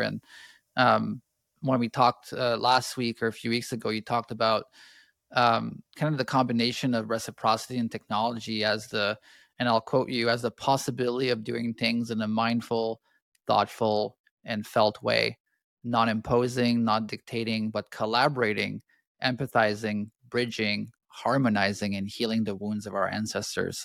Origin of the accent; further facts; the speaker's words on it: Canada; I grew up in Canada